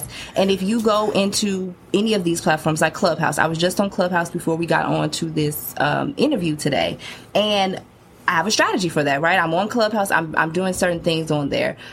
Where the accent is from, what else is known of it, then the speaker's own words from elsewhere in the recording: Chicago, Illinois, United States; my hometown of Chicago